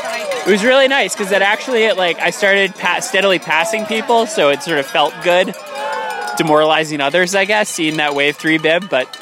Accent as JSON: {"language": "English", "town": "Brunswick", "region": "Maine", "country": "United States", "said": "from Brunswick, Maine."}